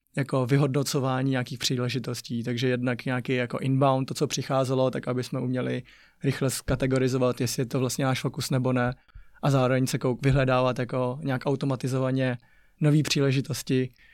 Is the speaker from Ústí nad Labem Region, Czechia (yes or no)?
yes; Ústí nad Labem, Ústí nad Labem Region, Czechia; Czech is a second language; moved away; My jsme vyrůstali v Ústí mm-hmm. a tak a měli jsme ještě chůvu, tak a to jsme bydlela na sídlišti Neštěmice